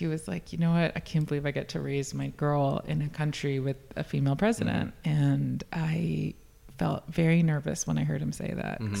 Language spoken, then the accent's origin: English; New York, United States; I'm born and raised in New York.